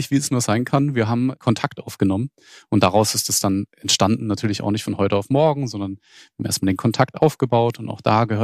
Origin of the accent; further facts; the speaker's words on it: Freiburg, Baden-Württemberg, Germany; Ich selbst bin ja nicht mal Schwabe, sondern bin Badner. Ich komme ursprünglich aus Freiburg.